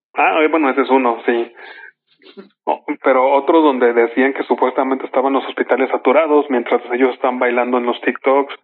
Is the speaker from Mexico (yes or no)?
yes; Mexico; somos mexicanos y guadalupanos